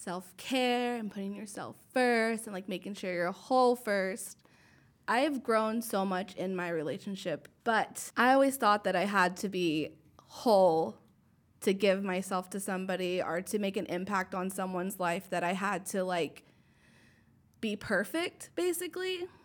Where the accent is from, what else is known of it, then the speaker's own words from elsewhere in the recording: United States; all three of us are kind of in this in-between of being Mexican-American, being, like, Latina enough, for, like, the old Selena saying, like, we're not Mexican enough, we're not American enough.